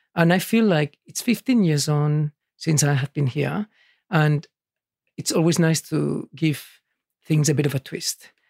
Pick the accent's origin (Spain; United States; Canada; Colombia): Spain; Barcelona, Catalonia; now in Sydney, Australia; I was born in Barcelona